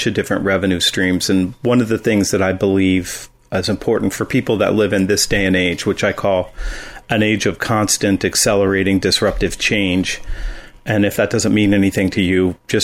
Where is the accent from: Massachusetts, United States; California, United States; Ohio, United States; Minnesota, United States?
Ohio, United States; Columbus; also born or lived in Los Angeles; I grew up in Columbus, Ohio